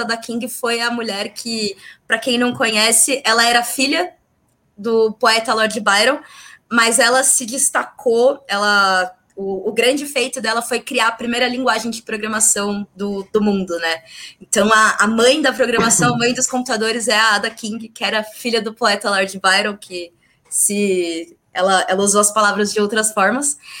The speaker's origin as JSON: {"language": "Portuguese", "region": "São Paulo", "country": "Brazil", "said": "sou daqui de São Paulo"}